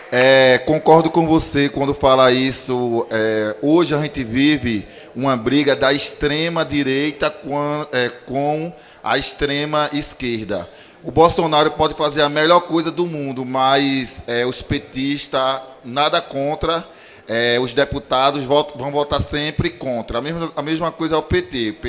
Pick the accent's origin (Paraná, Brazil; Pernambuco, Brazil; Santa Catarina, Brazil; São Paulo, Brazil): Pernambuco, Brazil; Recife; eu sou de Recife, da terra do nosso amigo Túlio Gadelha